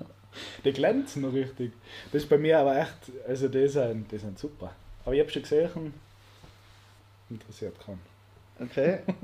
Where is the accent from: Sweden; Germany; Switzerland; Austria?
Austria; als Österreicher